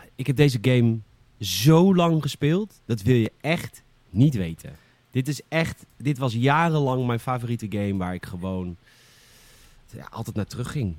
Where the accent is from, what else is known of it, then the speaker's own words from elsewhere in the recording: Boskoop, South Holland, Netherlands; elke keer ging ik naar de, de videorent bij ons in Boskoop